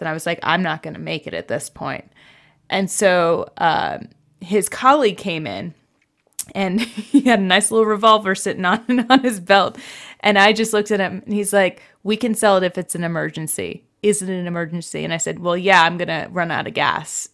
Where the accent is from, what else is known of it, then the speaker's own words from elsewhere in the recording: New Jersey, United States; moved away; I grew up in New Jersey where essentially there was a gas station on every corner